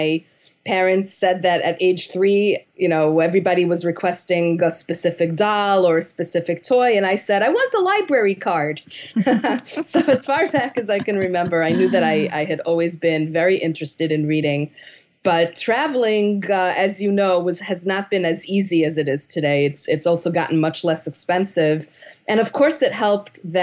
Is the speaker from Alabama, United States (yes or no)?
no; New York City, New York, United States; I'm from Manhattan